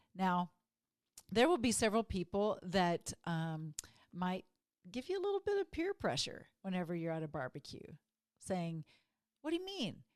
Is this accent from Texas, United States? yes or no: yes; Texas, United States; when I grew up in Texas